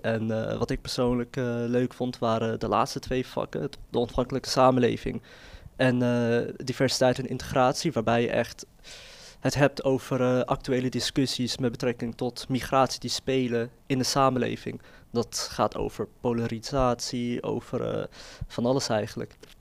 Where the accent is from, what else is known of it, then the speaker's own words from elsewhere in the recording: Netherlands; ik zie mezelf gewoon als Nederlander met een eh, migratieachtergrond. En die achtergrond, die Marokkaanse achtergrond die ik heb